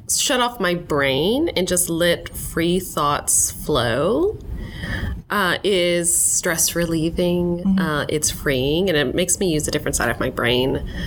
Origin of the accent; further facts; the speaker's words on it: Little Rock, Arkansas, United States; i'm from little rock and um, born and raised here i went through um, a lot of the classes here at the children's theater um, and i did stuff at local community theaters here growing up uh, and i went to college at uca so i'm a central arkansas girl